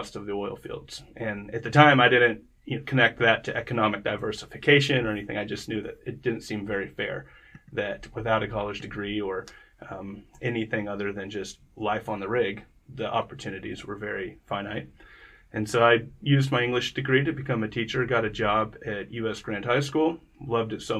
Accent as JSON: {"language": "English", "region": "small town Oklahoma", "country": "United States", "tie": "born or raised there", "said": "growing up in small town Oklahoma"}